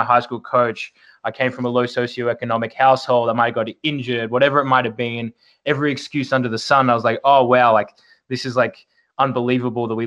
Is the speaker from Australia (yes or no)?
yes; Melbourne, Victoria, Australia; moved away as an adult; Born and raised in Melbourne, Australia